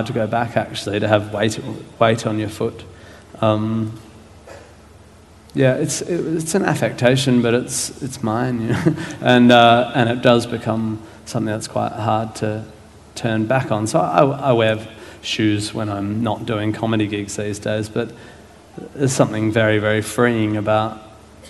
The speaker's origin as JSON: {"language": "English", "town": "Perth", "region": "Western Australia", "country": "Australia", "tie": "born or raised there", "also_born_or_lived": "Melbourne, Australia / Fremantle, Australia", "moved": "as an adult", "said": "growing up in Perth and then living in Melbourne"}